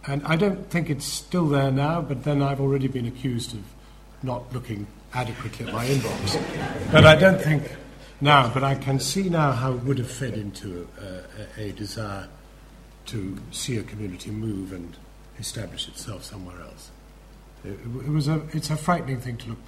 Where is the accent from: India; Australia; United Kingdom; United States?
United Kingdom; when I grew up in the 50s, I grew up in the British establishment. That's why I speak the way I do.